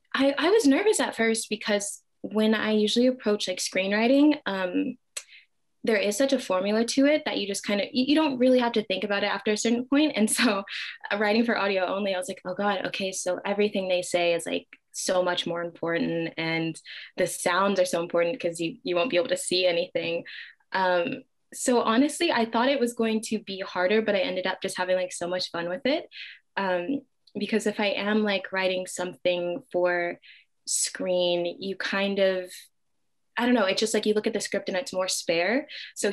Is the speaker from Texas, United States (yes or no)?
yes; Dallas, Texas, United States; now in Brooklyn, United States; I am originally from Dallas, Texas